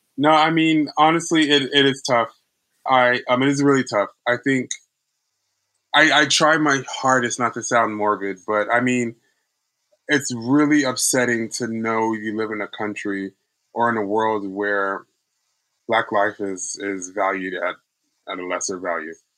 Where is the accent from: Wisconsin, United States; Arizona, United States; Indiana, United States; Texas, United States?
Texas, United States; Houston; moved away; also born or lived in New York; I was raised in Houston, Texas